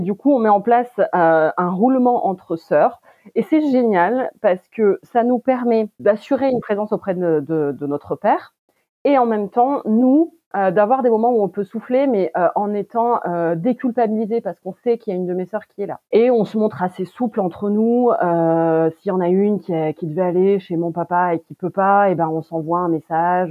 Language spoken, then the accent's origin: French; France; Je suis née en France de parents d'origine turque